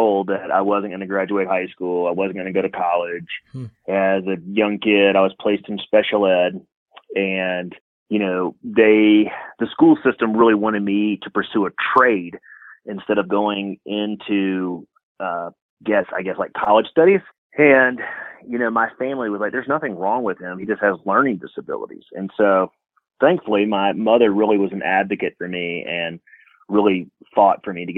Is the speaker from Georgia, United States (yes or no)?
yes; Atlanta, Georgia, United States; moved away as an adult; now in New Mexico, United States; I grew up in Georgia. I actually grew up in Atlanta, Georgia